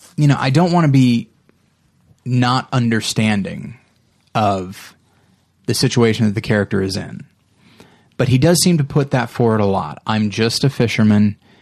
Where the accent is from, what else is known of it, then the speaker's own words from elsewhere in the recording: United States; as an American citizen who's middle class, who had two parents and a pretty good upbringing